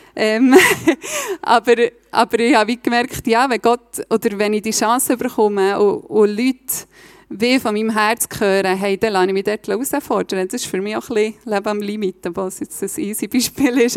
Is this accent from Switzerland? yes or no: yes; Reichenbach im Kandertal, Bern, Switzerland; moved away as an adult; also born or lived in Berlin; now in Steffisburg, Switzerland; ich bin von, ursprünglich von Reichenbach. Ich hoffe, ihr versteht meinen Dialekt.